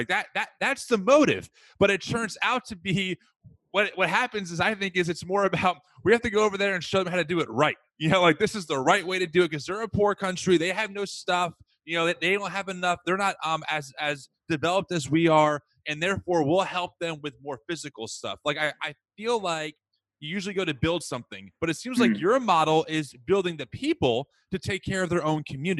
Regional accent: United States; as I walk as an American

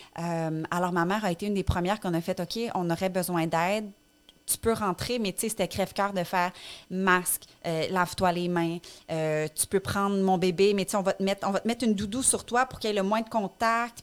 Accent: Abitibi, Quebec, Canada; moved away as an adult; now in Montreal, Canada; on a grandi en Abitibi

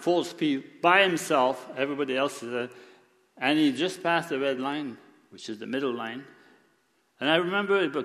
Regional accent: Quebec, Canada; moved away; I was born in Quebec

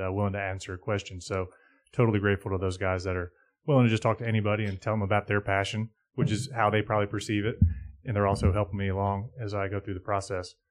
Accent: Charlotte, North Carolina, United States; when I was growing up in Charlotte

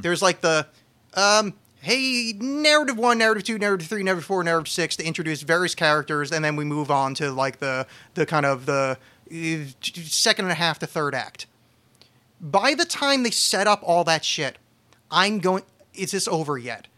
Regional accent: New Jersey, United States; now in Portland, United States; I'm from New Jersey

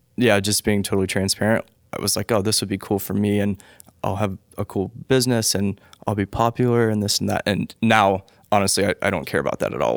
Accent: Charlotte, North Carolina, United States; I was born in Charlotte

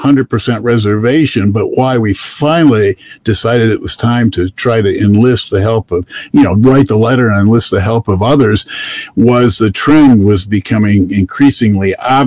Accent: Michigan, United States; we're from Michigan, 1,000-plus miles from here

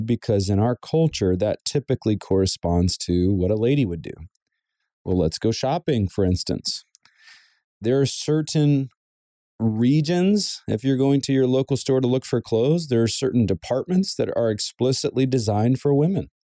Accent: the South, United States; now in Southern California, United States; Growing up in the South, it was very common to wear a button up shirt with some dress slacks and dress shoes

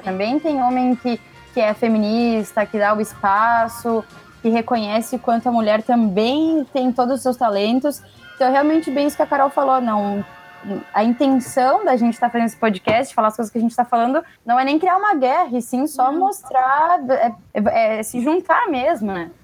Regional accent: Rio Grande do Sul, Brazil; eu sou do Rio Grande do Sul

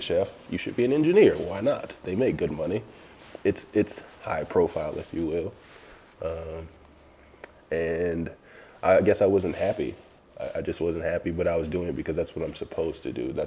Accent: New Orleans, Louisiana, United States; moved away; I'm from New Orleans originally

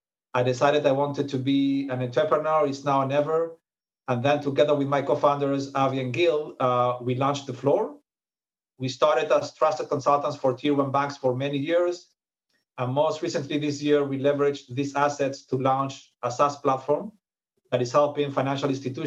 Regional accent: Madrid, Community of Madrid, Spain; moved away as an adult; also born or lived in Israel; now in Tel Aviv, Israel; I was born and raised in Madrid, but I moved to Israel 20 years ago. So I'm a Spaniard living in Israel, married to a Belgian, but I still always remain a Real Madrid fan.

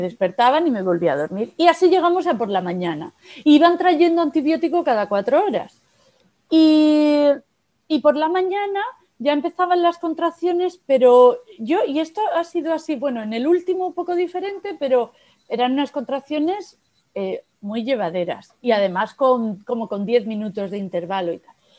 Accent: Almería, Andalusia, Spain; Yo nací en Almería

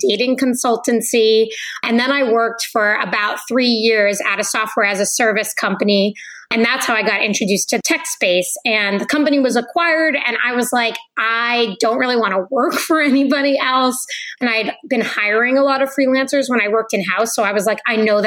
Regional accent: New England, United States; I'm from New England

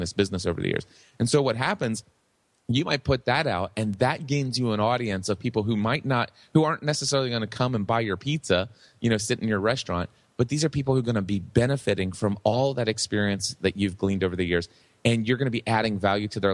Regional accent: Hebron, Kentucky, United States; I've been doing a pizza shop locally here in my hometown of Hebron, Kentucky for the last 35 years

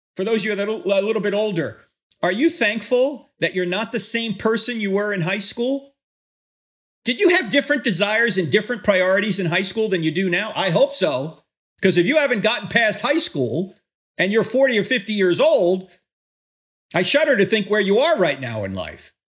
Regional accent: New Jersey, United States; When I grew up in New Jersey back in the sixties and seventies

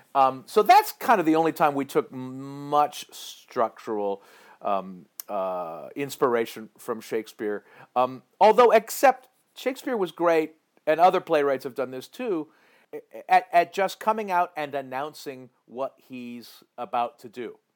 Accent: Piedmont, California, United States; also born or lived in San Francisco; I grew up in the East Bay in uh, in in Oakland, in in uh, rough, ragged Oakland, California

